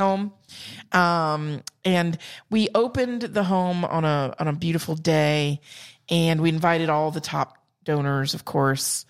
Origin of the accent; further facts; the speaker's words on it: South Carolina, United States; accent: Southern; also born or lived in Georgia; I'm from South Carolina